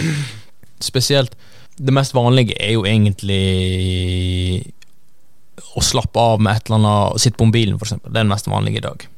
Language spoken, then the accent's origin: Norwegian; Norway; oss som nordmenn